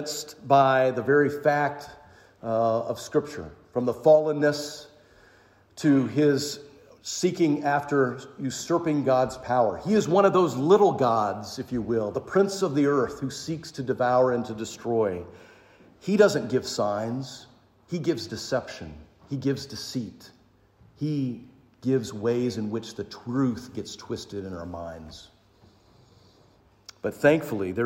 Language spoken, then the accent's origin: English; the South, United States; also born or lived in St. Mary's, Georgia; I grew up in the South.